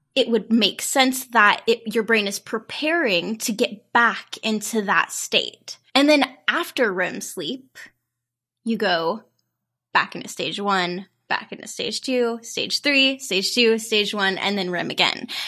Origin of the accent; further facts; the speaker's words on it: St. Joseph, Missouri, United States; my hometown of Saint Joseph, Missouri